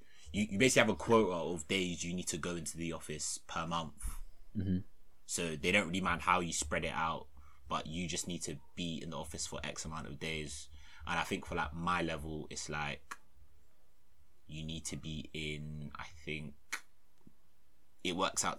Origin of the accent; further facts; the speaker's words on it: London, United Kingdom; I'm from London.